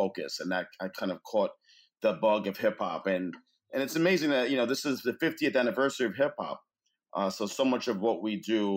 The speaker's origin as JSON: {"language": "English", "town": "New York City", "region": "New York", "country": "United States", "tie": "born or raised there", "said": "I grew up in Flushing, Queens."}